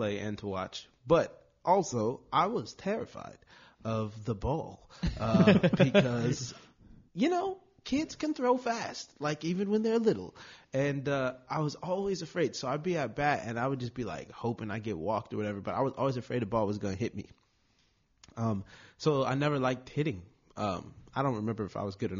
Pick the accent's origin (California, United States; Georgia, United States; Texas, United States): California, United States; Long Beach; I'm born and raised in Long Beach